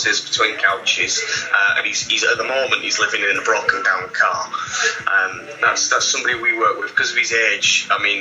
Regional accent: Scarborough, Yorkshire and the Humber, United Kingdom; now in Cambridge, United Kingdom

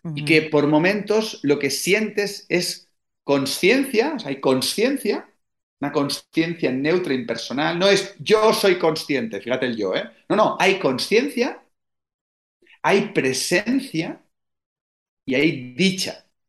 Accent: Spain; en España somos súper toscos y rancios y duros

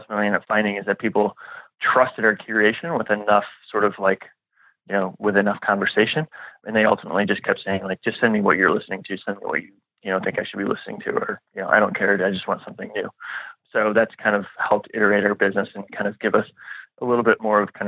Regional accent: La Grange, Illinois, United States; moved away as an adult; also born or lived in Nashville; I grew up just outside Chicago in a suburb called LaGrange

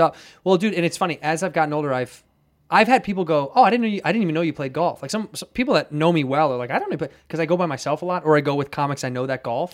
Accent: Chicago, Illinois, United States; growing up in Chicago

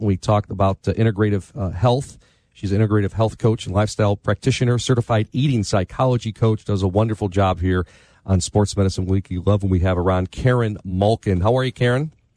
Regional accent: Park Ridge, Illinois, United States; growing up in Park Ridge as I did with six kids in the family

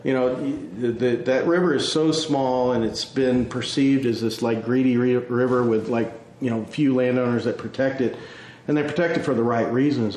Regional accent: Midland, Texas, United States; moved away as an adult; I was born and raised in West Texas

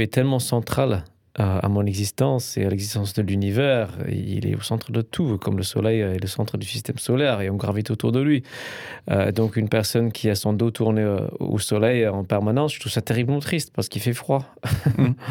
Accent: England, United Kingdom; moved away; je suis un Anglais

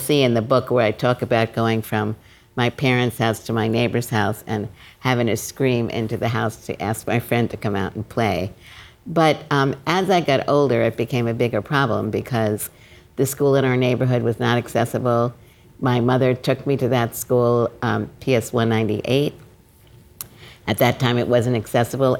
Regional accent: New York City, New York, United States; I grew up in Brooklyn

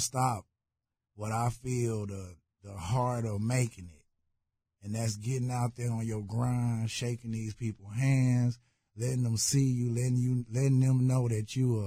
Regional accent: Chicago, Illinois, United States; also born or lived in South Park, Houston, Texas; now in Houston, United States; I'm originally from Chicago.

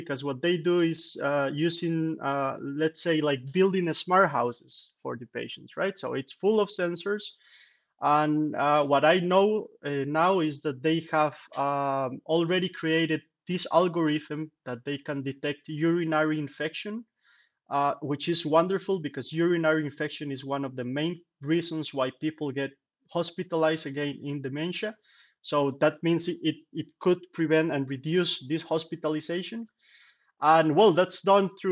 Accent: Costa Rica; moved away as an adult; now in Salamanca, Spain; I am from Costa Rica

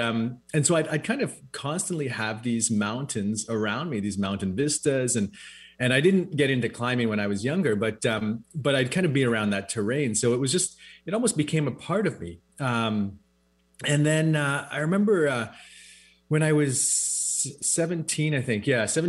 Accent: West Coast, United States; We grew up on the West Coast here, of course, surrounded by mountains.

